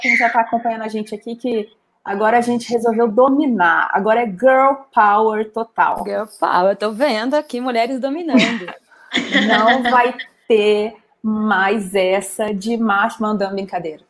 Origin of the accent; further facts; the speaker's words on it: Brasília, Federal District, Brazil; enquanto brasiliense, morador de Brasília